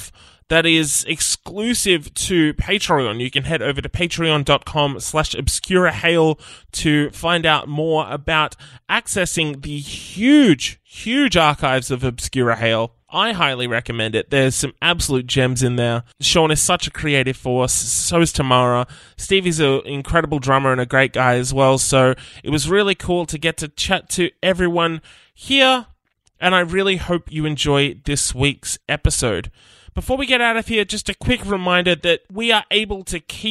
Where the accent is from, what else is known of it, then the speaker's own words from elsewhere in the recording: Nowra, New South Wales, Australia; our collective upbringing, growing up in Nowra